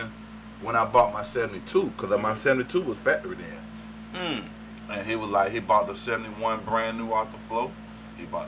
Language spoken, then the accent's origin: English; College Park, Georgia, United States; growing up in Atlanta, growing up in College Park